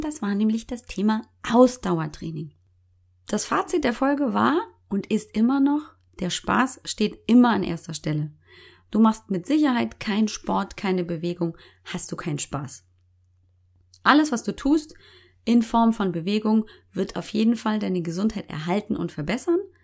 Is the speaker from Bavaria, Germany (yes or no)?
yes; Munich, Bavaria, Germany; accent: Bavarian; Geboren, aufgewachsen, original Münchner Kindel